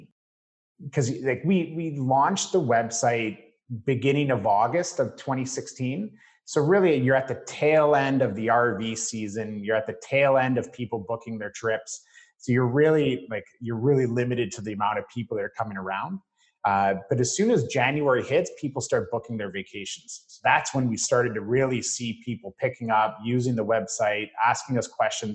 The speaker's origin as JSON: {"language": "English", "area": "Parry Sound, Muskoka area", "region": "Ontario", "country": "Canada", "tie": "born or raised there", "said": "the Parry Sound, Muskoka area, I grew up there"}